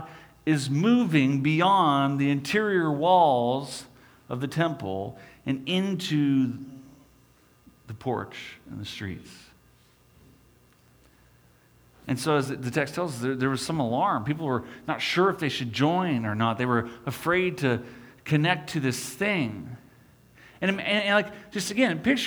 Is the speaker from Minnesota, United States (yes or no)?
no; Des Moines, Iowa, United States; When I was young, I grew up in Des Moines, Iowa.